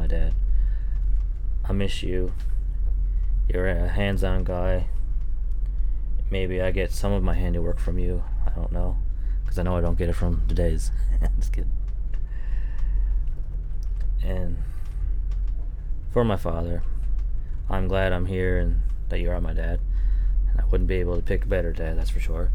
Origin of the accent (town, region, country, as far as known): Newfoundland and Labrador, Canada